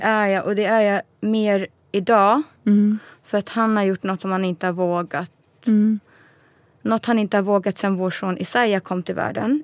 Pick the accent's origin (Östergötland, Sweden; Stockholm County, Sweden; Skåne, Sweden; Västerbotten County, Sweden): Stockholm County, Sweden; Stockholm; moved away; also born or lived in Luleå; Jag är född i Sverige. Ja. Stockholm, Huddinge sjukhus.